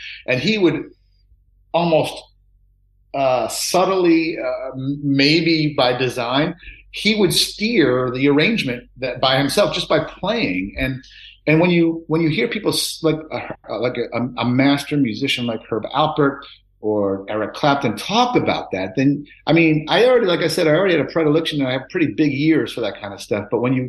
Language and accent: English; Long Island, New York, United States; I grew up in Long Island.